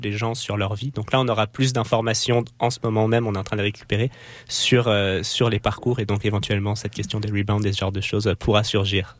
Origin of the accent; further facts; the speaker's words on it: France; moved away as an adult; now in Quebec, Canada; dans ma vie en tant que Français qui venait au Québec